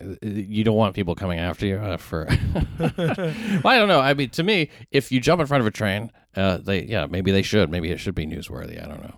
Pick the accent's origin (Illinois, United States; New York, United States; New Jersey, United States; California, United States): New York, United States; you know this as a New Yorker